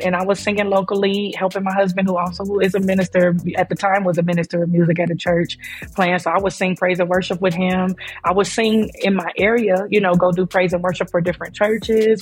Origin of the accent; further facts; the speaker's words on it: Oakland, California, United States; I'm a 41-year-old Oakland native, born and raised in Oakland